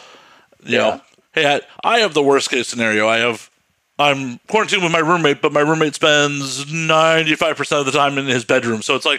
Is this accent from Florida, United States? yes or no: no; Chicago, Illinois, United States; moved away; I'm originally from Chicago.